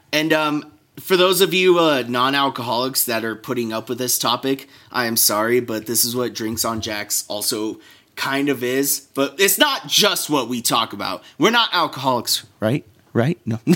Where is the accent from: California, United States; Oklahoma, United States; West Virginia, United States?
California, United States; Santa Barbara; moved away; California in my hometown, um, around Santa Barbara